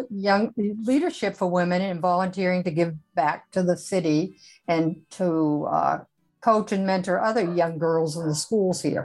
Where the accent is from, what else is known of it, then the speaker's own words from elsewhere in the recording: Northern United States, United States; accent: Yankee; now in Austin, United States; a Yankee to boot